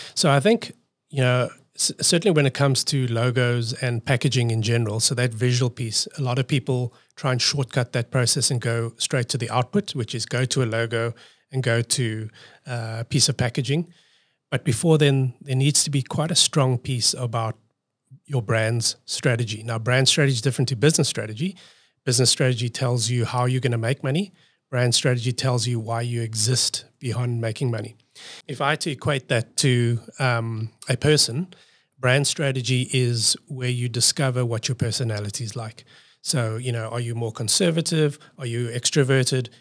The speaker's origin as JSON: {"language": "English", "country": "South Africa", "tie": "born or raised there", "moved": "as an adult", "lives_now": "Australia", "said": "I'm coming from South Africa"}